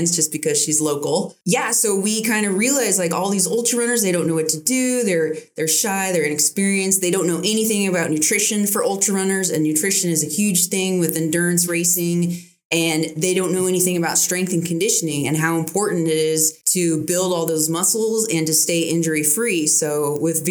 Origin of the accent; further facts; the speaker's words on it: Oceanside, California, United States; I grew up in Oceanside, so I'm still connected with a lot of my childhood friends